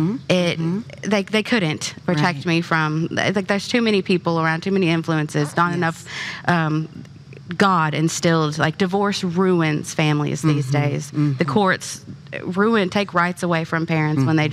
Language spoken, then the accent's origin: English; Kentucky, United States; I'm from Kentucky